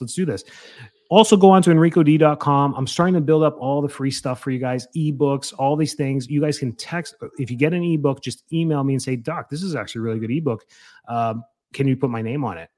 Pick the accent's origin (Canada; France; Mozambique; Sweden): Canada; moved away as an adult; now in Florida, United States; I'm from Canada